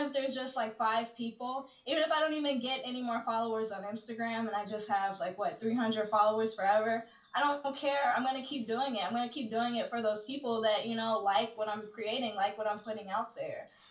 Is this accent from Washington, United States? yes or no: no; Chicago, Illinois, United States; moved away as an adult; I'm from Chicago, but I moved here from Chicago maybe like a year and a half ago